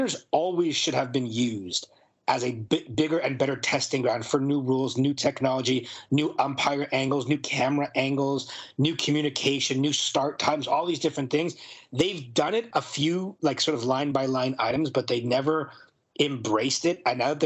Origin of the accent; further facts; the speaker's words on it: Montreal, Quebec, Canada; I'm from Montreal